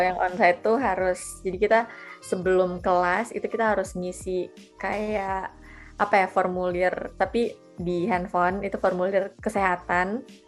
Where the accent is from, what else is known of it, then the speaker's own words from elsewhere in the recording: Palu, Central Sulawesi, Indonesia; moved away as an adult; harus balik lagi ke tempat asal balik lagi ke Palu